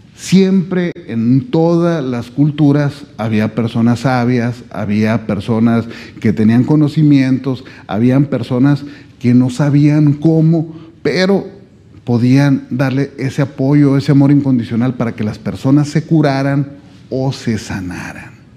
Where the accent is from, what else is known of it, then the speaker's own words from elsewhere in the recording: Sonora, Mexico; yo vengo desde México